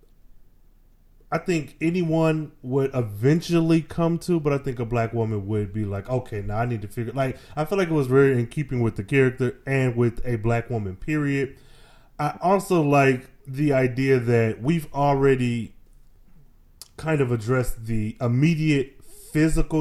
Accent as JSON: {"language": "English", "town": "Flint", "region": "Michigan", "country": "United States", "said": "I'm from Flint"}